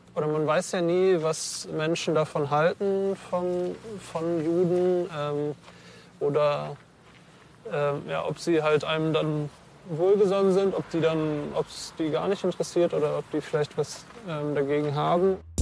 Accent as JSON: {"language": "German", "country": "Germany", "tie": "born or raised there", "said": "ich bin äh, hier geboren, ähm, ich bin Deutscher"}